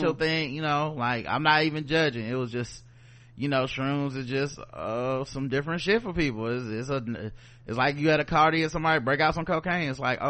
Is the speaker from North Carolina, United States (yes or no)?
no; Brooklyn, New York, United States; Also, I love shrooms and I am a Latina from Brooklyn.